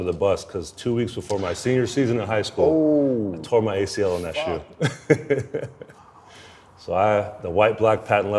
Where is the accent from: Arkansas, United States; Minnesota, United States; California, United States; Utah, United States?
California, United States; Sacramento; I grew up in Sac